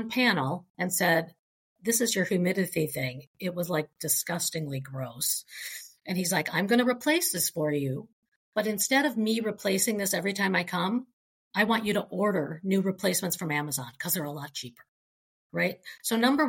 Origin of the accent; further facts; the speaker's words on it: Minnesota, United States; I'm from Minnesota.